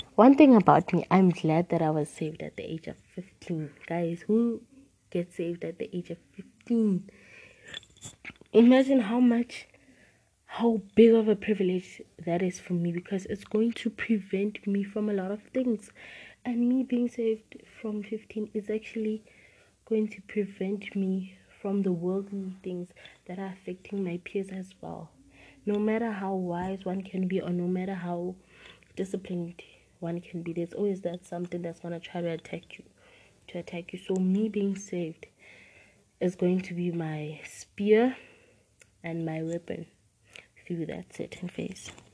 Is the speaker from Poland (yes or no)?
no; Klerksdorp, North West, South Africa; I'm 16 and I live in South Africa. Guys, I'm a South African podcaster